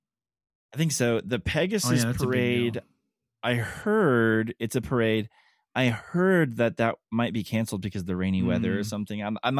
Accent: Kentucky, United States; I'm from Kentucky

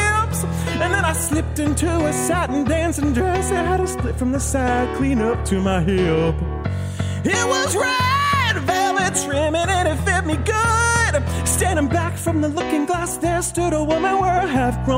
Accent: Texas, United States; growing up in Texas, I had a honky ass family

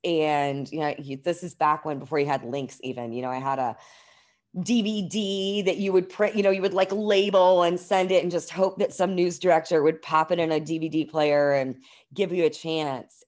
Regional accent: New Albany, Indiana, United States; I grew up in New Albany, Indiana, like, just outside of Louisville, Kentucky, So, I am pretty much a born and raised Hoosier

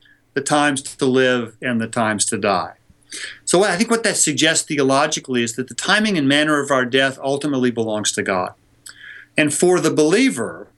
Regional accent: California, United States; my home state of California

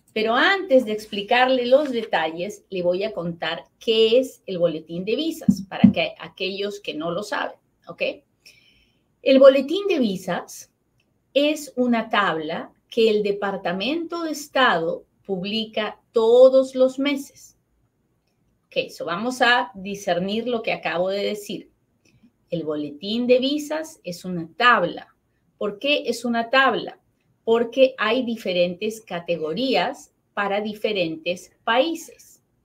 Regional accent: Peru; now in United States; yo soy peruana

